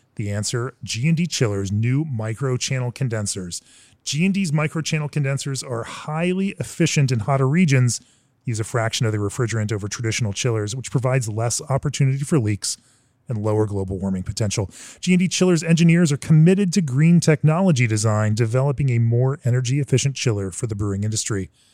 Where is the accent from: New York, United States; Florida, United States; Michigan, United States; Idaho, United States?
Florida, United States; Orlando; moved away; I am in my hometown, the town of my birth, Orlando, Florida.